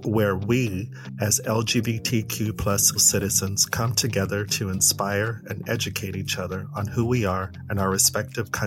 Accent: United States; moved away as an adult; also born or lived in Sweden; With me being here in Europe as an American, as a Black gay American, I've been mostly in Sweden

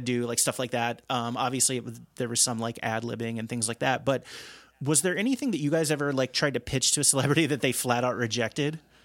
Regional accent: outside of Cincinnati, Ohio, United States; I grew up outside of Cincinnati

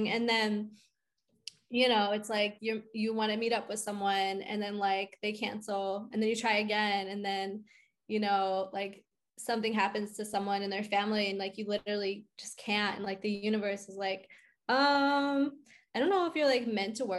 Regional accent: outside of Philadelphia, Pennsylvania, United States; moved away as an adult; also born or lived in New York; now in Nashville, United States; I'm originally from outside of Philly.

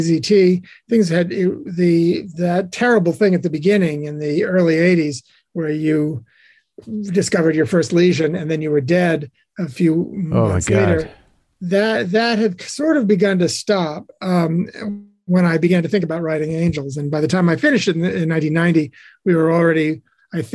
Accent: Lake Charles, Louisiana, United States; moved away as an adult; now in New York, United States; I grew up in Louisiana and I came to New York as to go to Columbia as an undergrad.

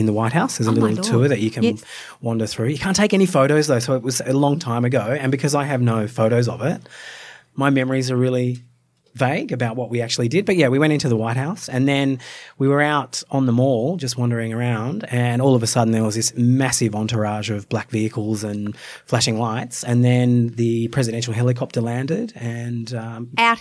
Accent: Australia; I grew up as an Australian

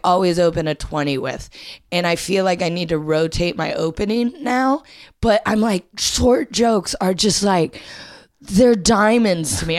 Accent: Ohio, United States; moved away as an adult; also born or lived in Indiana; now in London, United Kingdom; I grew up in Ohio

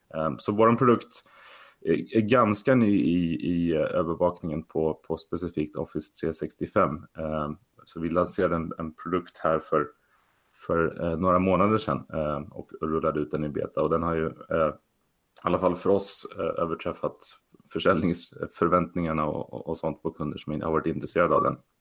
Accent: Sweden; moved away as an adult; also born or lived in Stockholm area / US east coast; now in San Francisco, United States; som många svenskar att, att man tyckte det var lite spännande med datorer när man var liten

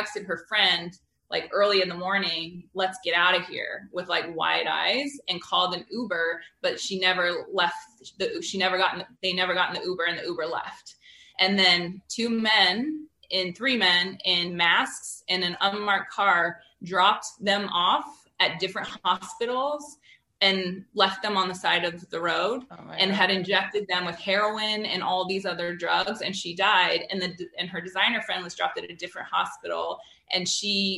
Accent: Wyoming, United States; moved away; also born or lived in Washington State; I grew up in Wyoming

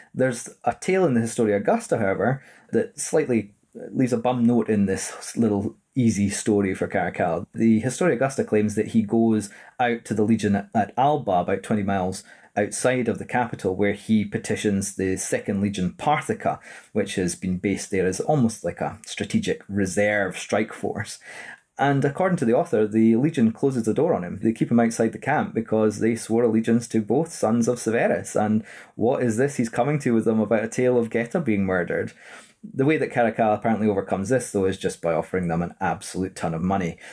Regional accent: Edinburgh, Scotland, United Kingdom; born and raised in Edinburgh

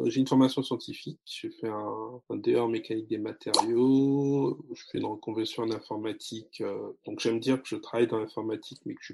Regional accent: France; also born or lived in Congo; Je suis né en France, j'ai grandi en France, 15 ans au Congo. J'ai une double culture.

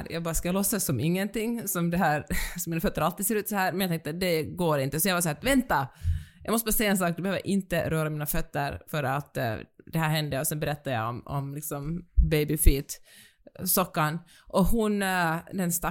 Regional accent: Finland; accent: Finland-Swedish; Och jag, den finlandssvenska rösten

